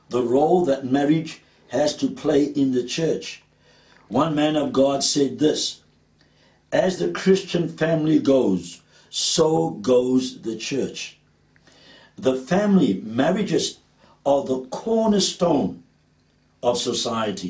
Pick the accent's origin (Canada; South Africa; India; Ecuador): South Africa; Cape Town, Western Cape; accent: Cape Townian; my Cape Townian accent comes out sometimes